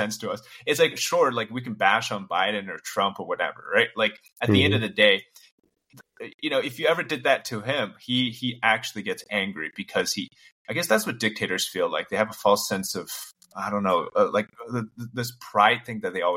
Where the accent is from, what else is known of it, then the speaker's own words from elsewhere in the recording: China; moved away; I was born in China